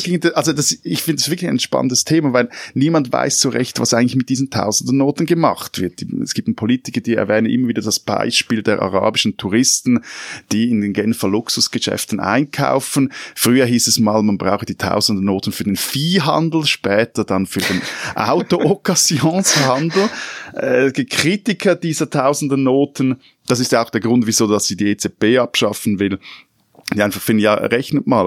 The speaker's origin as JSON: {"language": "German", "country": "Switzerland", "said": "Als Schweizer"}